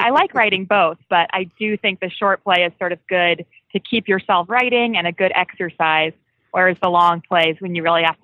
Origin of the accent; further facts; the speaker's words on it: Phoenix, Arizona, United States; I am from Phoenix.